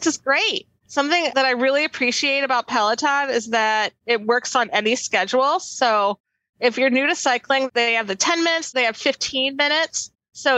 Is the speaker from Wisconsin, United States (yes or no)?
yes; Milwaukee, Wisconsin, United States; I'm from Milwaukee